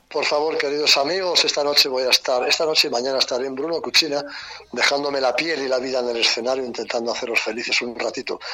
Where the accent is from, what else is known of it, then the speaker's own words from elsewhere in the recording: Madrid, Community of Madrid, Spain; soy tan querétaro como madrileño prácticamente